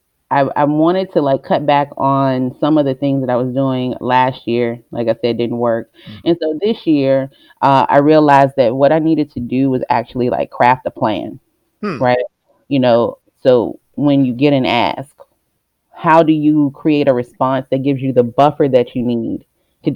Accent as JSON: {"language": "English", "town": "Richmond", "country": "United States", "tie": "born or raised there", "said": "I'm born and raised in Richmond. I'm a Richmond girl. I've been here majority of my life"}